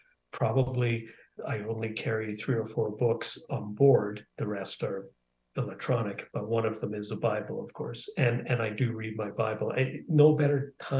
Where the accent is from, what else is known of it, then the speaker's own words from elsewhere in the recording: Canada; also born or lived in Dublin, Ireland; We moved to Canada when I was 6